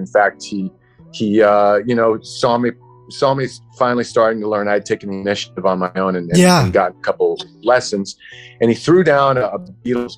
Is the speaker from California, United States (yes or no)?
yes; Los Angeles, California, United States; I was born and raised in Los Angeles, California.